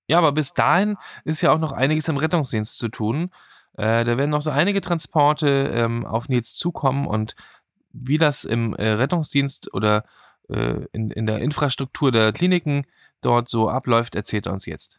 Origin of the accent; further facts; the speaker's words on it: Germany; Bei uns in Deutschland